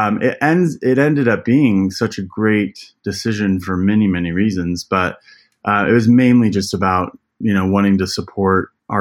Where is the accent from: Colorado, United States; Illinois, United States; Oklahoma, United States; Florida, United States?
Colorado, United States; Elizabeth; I was born and raised in Colorado. So I grew up in Elizabeth, Colorado